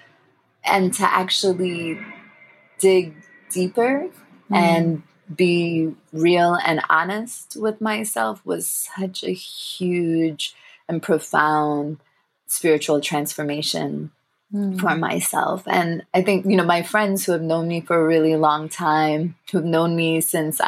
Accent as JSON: {"language": "English", "country": "United States", "tie": "born or raised there", "also_born_or_lived": "England", "accent": "American", "said": "as a young Tamil person growing up in America"}